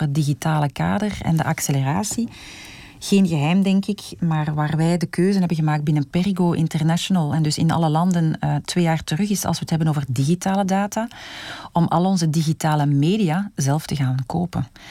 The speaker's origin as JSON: {"language": "Dutch", "country": "Belgium", "said": "als Belg mijn hart klopt in België"}